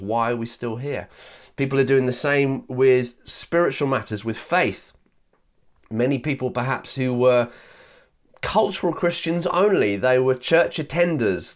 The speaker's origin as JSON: {"language": "English", "region": "Yorkshire and the Humber", "country": "United Kingdom", "tie": "born or raised there", "said": "I was born in Yorkshire"}